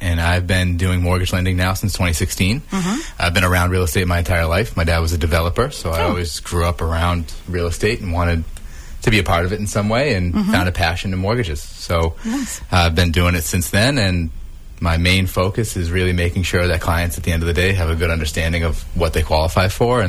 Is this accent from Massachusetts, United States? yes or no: yes; Marshfield, Massachusetts, United States; born or raised there